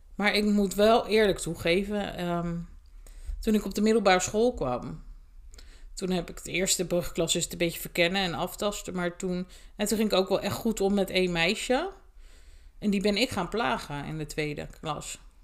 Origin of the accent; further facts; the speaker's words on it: Sluis, Zeeland, Netherlands; toen ben ik eh, in mijn geboortedorp, met mijn sluis naar school gegaan